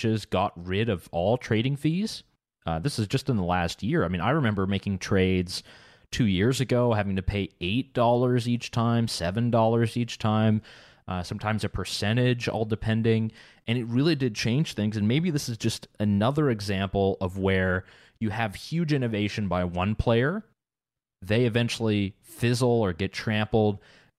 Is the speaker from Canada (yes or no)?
yes; Canada; We're all Canadian.